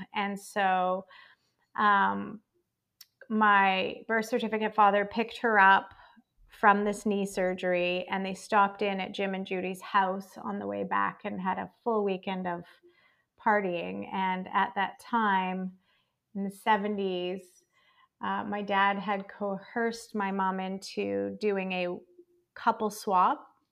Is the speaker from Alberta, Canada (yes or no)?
yes; Calgary, Alberta, Canada; now in Victoria, Canada; I was not raised here. I was raised in Calgary, Alberta, which is one province over.